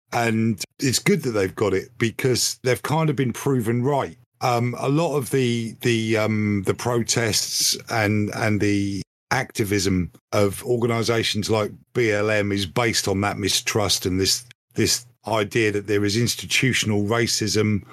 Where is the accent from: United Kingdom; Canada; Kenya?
United Kingdom; I think of myself as British